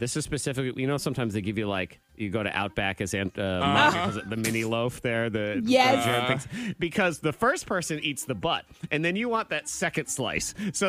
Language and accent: English; New England, United States; moved away; I grew up in New England